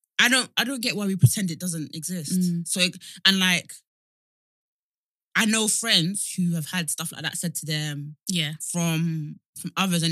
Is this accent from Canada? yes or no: no; Nigeria; I think as West Africans, and just like being Nigerian